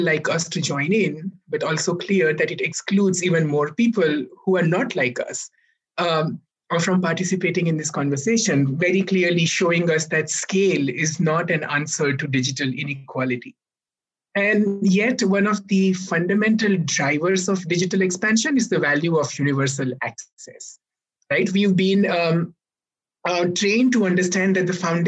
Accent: India; both of us come from India

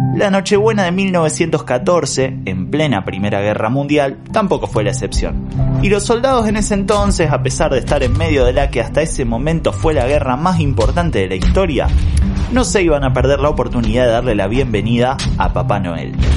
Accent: Argentina; lo que en Argentina llamamos clásico

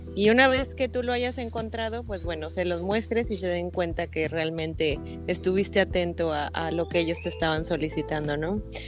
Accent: State of Mexico, Mexico; moved away as an adult; now in Cozumel, Mexico; soy originaria del Estado de México

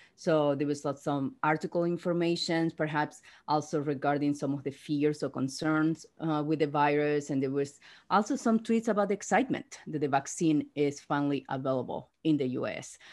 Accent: Argentina; moved away; I'm from Argentina

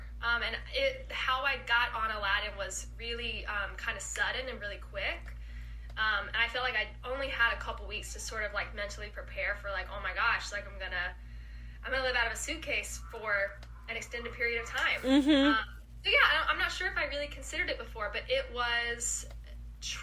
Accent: Albemarle, North Carolina, United States; accent: southern; now in New York City, United States; I'm from a very small town in North Carolina. It's called Albemarle

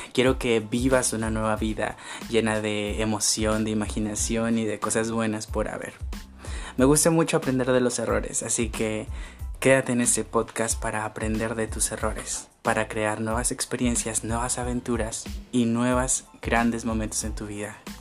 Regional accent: Sonora, Mexico; soy de Sonora, del, del, mero norte de Sonora.

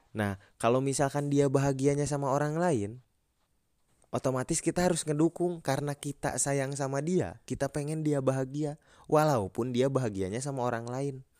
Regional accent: Bandung, West Java, Indonesia; gua orang Bandung udah lama

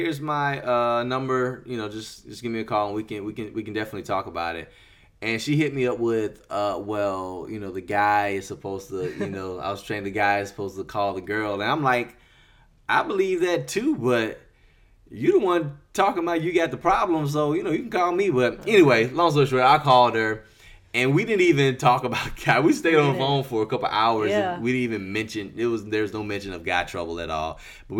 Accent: Mississippi, United States; she went back to her hometown, which is Virginia, and I went back to my hometown, which is Mississippi.

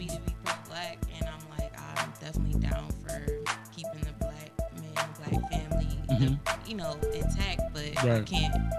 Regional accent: Cleveland, Ohio, United States; My dad moved here and met my mom, so I'm from Cleveland.

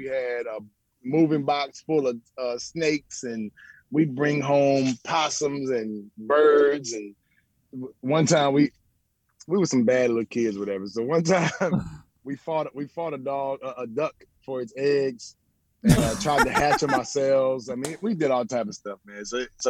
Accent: Memphis, Tennessee, United States; I'm from Memphis, and Memphis is a little bit urban.

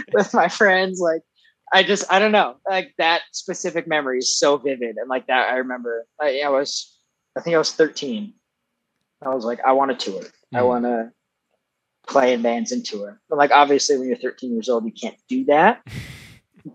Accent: Foley, Minnesota, United States; I'm from this little town called Foley, Minnesota

